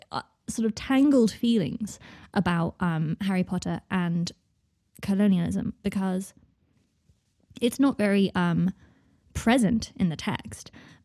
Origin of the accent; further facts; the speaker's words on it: United Kingdom; because I grew up in Britain